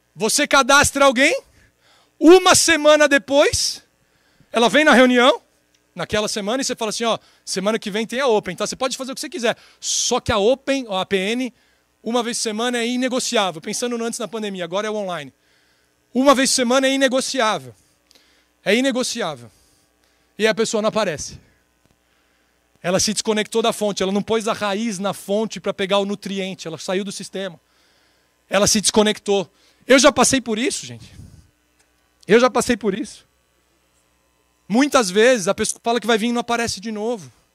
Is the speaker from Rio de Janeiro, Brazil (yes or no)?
no; São Paulo, Brazil; 34 anos, sou de São Paulo